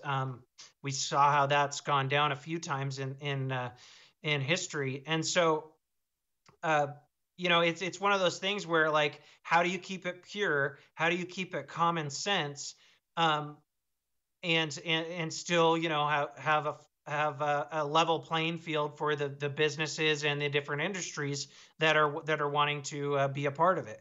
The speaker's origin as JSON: {"language": "English", "town": "Seattle", "region": "Washington", "country": "United States", "moved": "yes", "lives_now": "Montana, United States", "said": "I'm from Seattle, but I live in Montana now"}